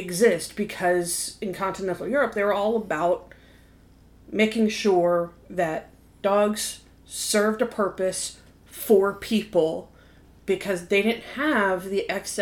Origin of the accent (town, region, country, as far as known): United States